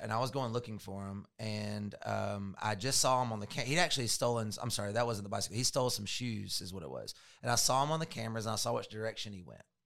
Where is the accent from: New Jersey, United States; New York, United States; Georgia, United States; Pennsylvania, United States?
Georgia, United States; also born or lived in Florida; We moved back to Georgia from Florida.